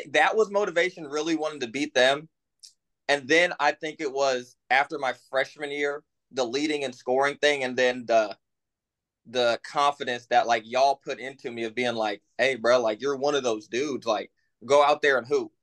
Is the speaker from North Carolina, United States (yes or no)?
no; Columbia, Missouri, United States; we're from Columbia, Missouri